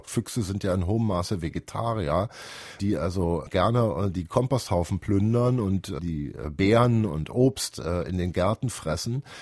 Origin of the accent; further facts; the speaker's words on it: Berlin, Germany; Ich kann mich noch gut erinnern, in meiner Kindheit gab es in Berliner Hinterhöfen Kuhställe.